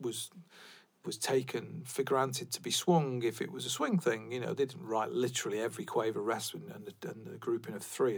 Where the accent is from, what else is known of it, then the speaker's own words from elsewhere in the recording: England, United Kingdom; I'm an English person